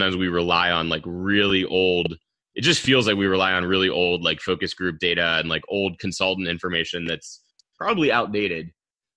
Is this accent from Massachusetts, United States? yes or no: no; Pittsburgh, Pennsylvania, United States; also born or lived in West Texas; I'm from Pittsburgh